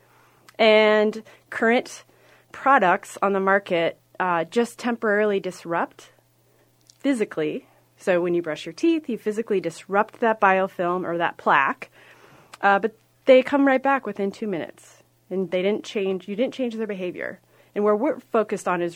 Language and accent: English; Iowa, United States; I come from Iowa.